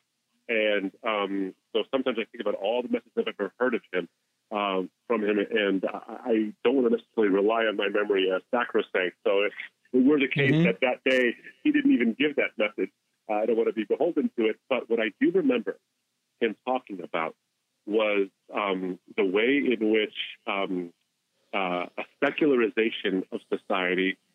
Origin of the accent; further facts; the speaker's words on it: New Jersey, United States; born and raised in the States, come from a Muslim background, have an Arab heritage